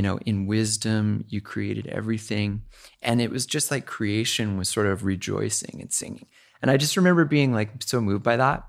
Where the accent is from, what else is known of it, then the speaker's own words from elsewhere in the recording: Chilliwack, British Columbia, Canada; moved away as an adult; also born or lived in Whitehorse; I grew up there. It's my hometown